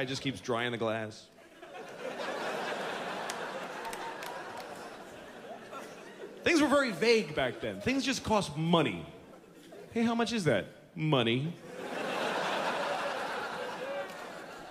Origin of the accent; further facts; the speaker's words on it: United States; I'm American